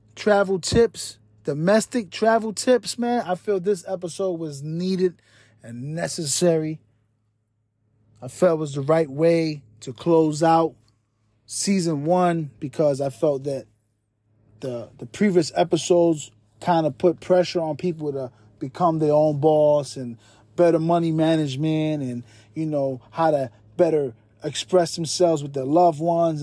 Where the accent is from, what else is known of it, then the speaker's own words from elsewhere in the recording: New York City, New York, United States; my hometown, New York City.